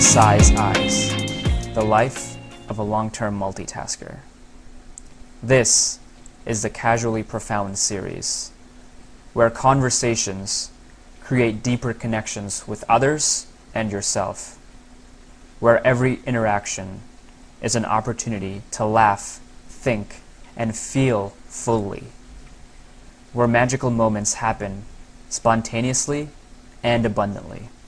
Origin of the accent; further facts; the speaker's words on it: United States; also born or lived in India / Singapore; we um, immigrated to, to the U.S. in 2000. So I basically grew up in the U.S.